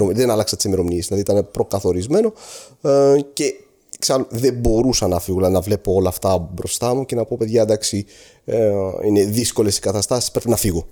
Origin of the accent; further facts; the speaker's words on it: Aleppo, Aleppo Governorate, Syria; moved away as an adult; now in Greece; Γεννήθηκα και με μεγάλωσα στο Χαλέπι τη Συρία